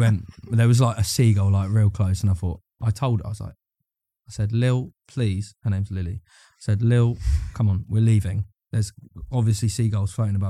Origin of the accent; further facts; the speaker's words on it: Brighton, South East England, United Kingdom; also born or lived in Eastbourne; I grew up in and around Brighton. So I was born in Brighton, then, like, I, like, moved to, like, a, I moved to a place called Eastbourne when I was real young and then moved back to Brighton